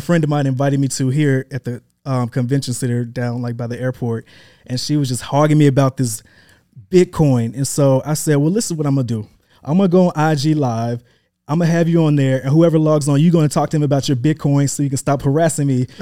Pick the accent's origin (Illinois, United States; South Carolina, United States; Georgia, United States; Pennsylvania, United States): Georgia, United States; Atlanta; also born or lived in Memphis, Tennessee / Hampton University, Virginia / New York / Los Angeles; I am originally born in Memphis, Tennessee. Um, that, that's where I was born. I grew up in Atlanta, went to high school here